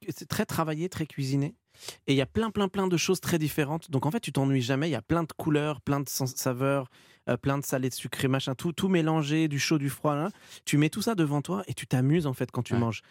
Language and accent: French; Étampes, Île-de-France, France; j'ai grandi, heu, à Étampes et je suis resté dans le coin